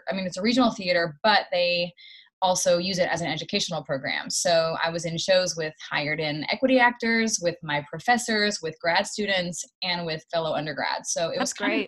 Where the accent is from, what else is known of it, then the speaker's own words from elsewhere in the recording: Knoxville, Tennessee, United States; moved away; I grew up in Knoxville, Tennessee. It's about two and a half hours outside of Nashville. A little bit of a small town, but it's kind of, it's so close to Nashville, and there's a university there